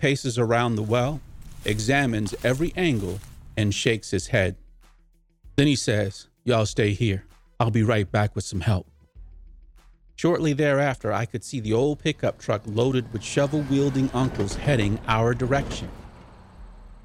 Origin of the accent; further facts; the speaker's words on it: Boston, Massachusetts, United States; also born or lived in North Carolina; I was born in North Carolina, but my first recollections in life are growing up in Boston, Mass